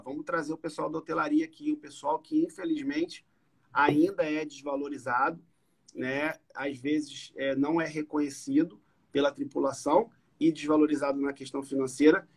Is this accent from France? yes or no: no; Macaé, Rio de Janeiro, Brazil; nascido e criado em Macaé